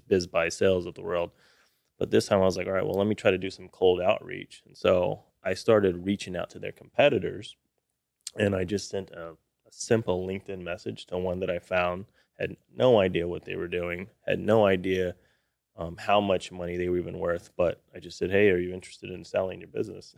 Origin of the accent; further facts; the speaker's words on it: Austin, Texas, United States; Grew up in Austin, Texas